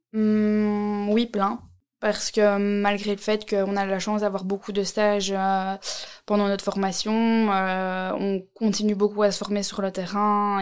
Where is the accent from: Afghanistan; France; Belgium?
Belgium; Nivelles, Wallonia; je viens de Nivelles